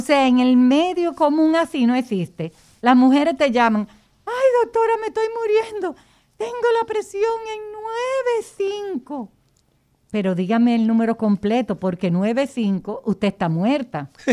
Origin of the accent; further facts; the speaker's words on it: Dominican Republic; de raza como nosotros los dominicanos que tenemos el negro atrás de la oreja